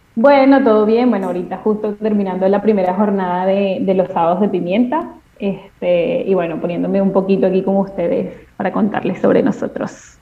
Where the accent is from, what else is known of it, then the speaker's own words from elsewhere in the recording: Venezuela; moved away as an adult; now in Argentina; soy venezolana